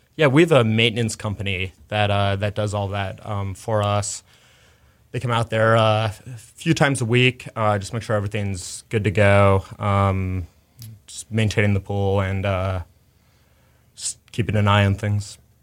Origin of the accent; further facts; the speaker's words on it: Chicago, Illinois, United States; moved away as an adult; also born or lived in New York; now in Houston, United States; I grew up in Chicago